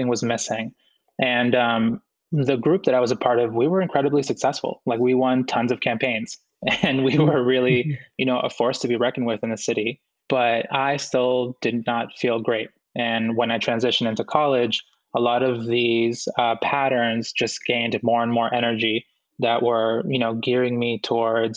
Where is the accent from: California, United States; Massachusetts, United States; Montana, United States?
Massachusetts, United States; Boston; also born or lived in Guayaquil, Ecuador; my mom and dad decided that they wanted to move to the United States, and we immigrated here when I was about 4 years old, and I grew up in Boston